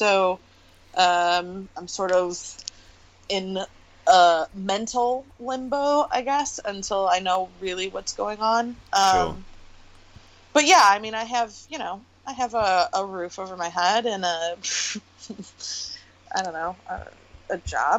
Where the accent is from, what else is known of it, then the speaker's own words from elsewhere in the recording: Michigan, United States; moved away as an adult; also born or lived in Los Angeles, California; I grew up in Michigan, but I had I'd been away from Michigan almost as long as I had grew up in Michigan.